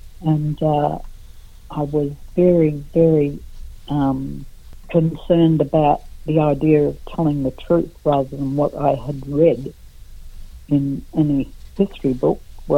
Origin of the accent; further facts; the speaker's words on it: Brisbane, Queensland, Australia; I was brought up down in Brisbane, actually. Yeah. I was born in Brisbane, raised in Brisbane.